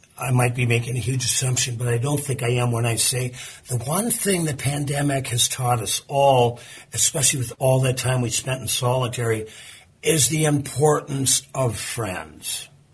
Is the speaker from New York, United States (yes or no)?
no; Virginia, Minnesota, United States; now in Duluth, United States; I grew up on the Iron Range, 60 miles north of here in a town called Virginia